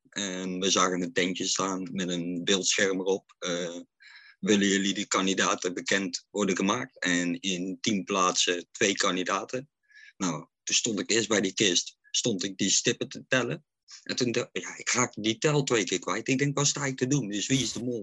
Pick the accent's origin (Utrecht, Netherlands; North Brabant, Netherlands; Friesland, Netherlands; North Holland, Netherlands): North Brabant, Netherlands; Oosterhout; ik kom uit Oosterhout